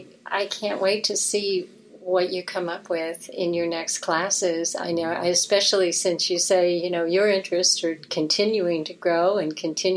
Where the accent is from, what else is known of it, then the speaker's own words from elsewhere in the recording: New York, United States; moved away; When I came here from New York, I used to hike on the Appalachian Trail.